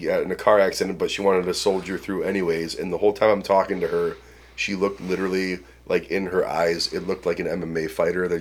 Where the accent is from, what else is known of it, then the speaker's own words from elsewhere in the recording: Cleveland, Ohio, United States; I grew up in Cleveland